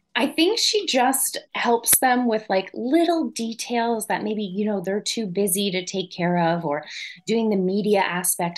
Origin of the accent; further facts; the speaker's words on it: an hour south of Montreal, Quebec, Canada; accent: French Canadian; moved away; I grew up an hour south of south of Montreal, which is very English French. Mm-hmm. I grew up with you know French Canadians all around me. I am a French Canadian, and my accent is my mom